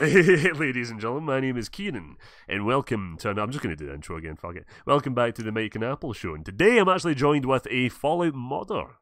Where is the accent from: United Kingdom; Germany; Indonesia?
United Kingdom; Scotland; I'm from Scotland